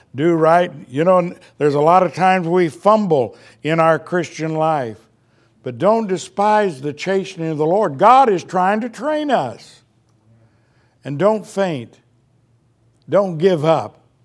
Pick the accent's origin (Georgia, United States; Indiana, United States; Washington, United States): Indiana, United States; moved away; we grew up in Indiana